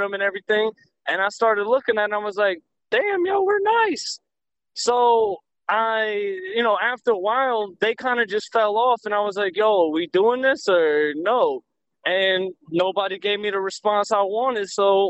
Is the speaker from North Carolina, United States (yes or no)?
yes; Raleigh, North Carolina, United States; Well, Raleigh, Psy, you know, I rocks with it. It's my thing.